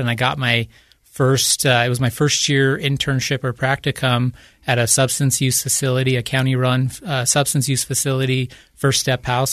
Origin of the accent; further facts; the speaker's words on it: Utah, United States; Growing up in Utah